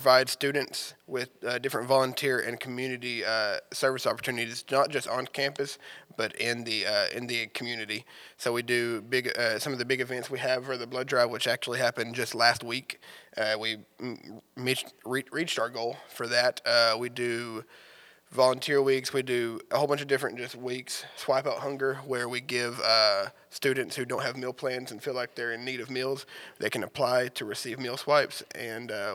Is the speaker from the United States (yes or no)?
yes; Newport, Arkansas, United States; also born or lived in Jonesboro, Arkansas; I'm from Newport, which is only about 40 minutes away. And I graduated actually from here in Jonesboro at Valley View